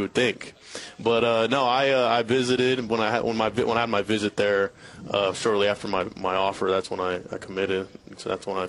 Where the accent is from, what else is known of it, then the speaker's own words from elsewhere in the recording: San Marcos, California, United States; moved away; I'm from San Marcos. I'm not from Torrey Pines.